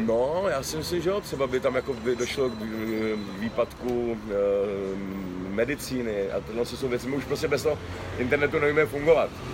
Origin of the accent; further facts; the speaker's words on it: Czechia; jsem se včera a dneska probouzel hrdý na to, že jsem Čech